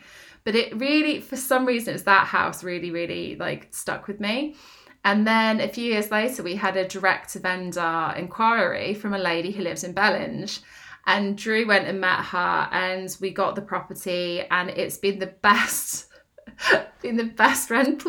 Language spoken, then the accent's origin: English; Northampton, East Midlands, United Kingdom; I'm okay going to Northampton because I grew up there. Although I don't sound like I'm from Northampton, I am.